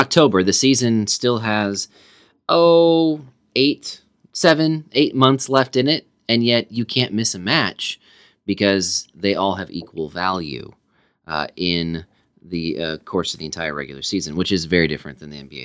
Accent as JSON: {"language": "English", "country": "United States", "said": "We are Americans"}